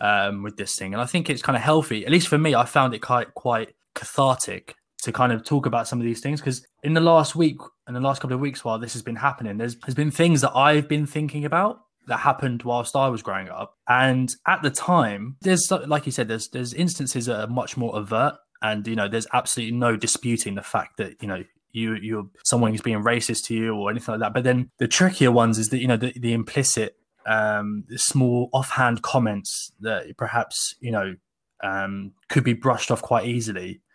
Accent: Sussex, South East England, United Kingdom; I grew up in Sussex, so, like, south of England

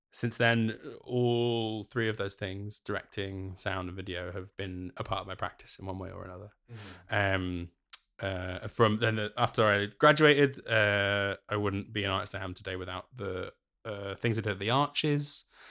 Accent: London, United Kingdom; moved away as an adult; now in Glasgow, United Kingdom; born and brought up in North London, and then I moved to Glasgow for university

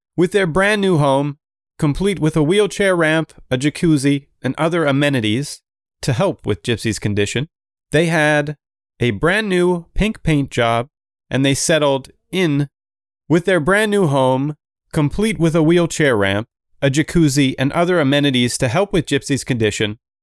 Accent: Canada; I am Canadian

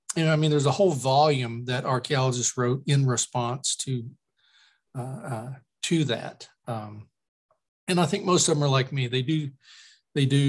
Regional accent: Lexington, Kentucky, United States; also born or lived in West Virginia / Knoxville, Tennessee; I'm from Kentucky, and I was born in West Virginia. My mom's family's from the mountains. Well, West Virginia's all mountains. My father's family from the mountains of Eastern Kentucky, from Appalachia. And I grew up mainly in Lexington, which is where I live now

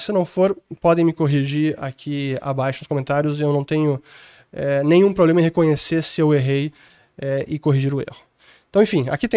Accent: Porto Alegre, Rio Grande do Sul, Brazil; also born or lived in London; Eu sou de Porto Alegre

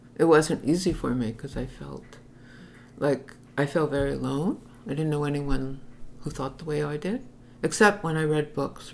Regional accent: Montreal, Quebec, Canada; I grew up in Utrema, which was then like a a Jewish enclave

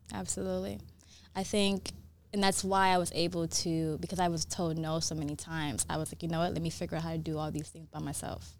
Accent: New York City, New York, United States; also born or lived in Brooklyn; now in Los Angeles, United States; I was raised in New York, raised in the Bronx, uh, and then I moved to Brooklyn.

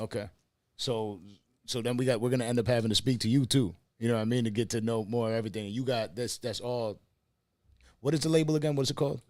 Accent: Buffalo, New York, United States; moved away as an adult; now in Miami, United States; I'm from, I'm from Buffalo, New York

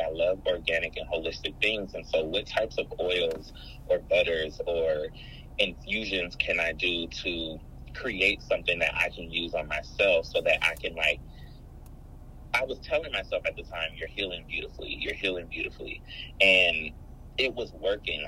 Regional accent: Los Angeles, California, United States; you were born and raised in Los Angeles and not just LA, but South Central. Mm. I grew up in the jungles area, which is uh, right near Baldwin Hills

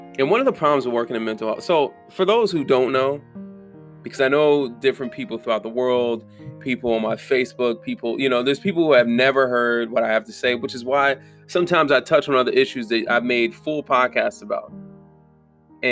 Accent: Southern Germany, Germany; moved away; I'm from Southern Germany

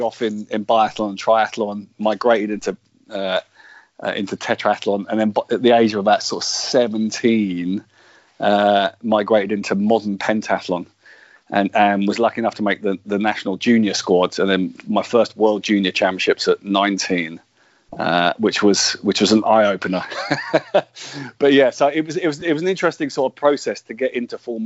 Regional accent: Luton, East of England, United Kingdom; I was born and brought up in Luton

